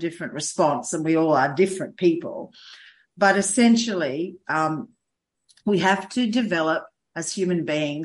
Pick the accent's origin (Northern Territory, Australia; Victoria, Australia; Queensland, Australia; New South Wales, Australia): New South Wales, Australia; Sydney; also born or lived in Adelaide Hills; now in South Australia, Australia; we're both from Sydney.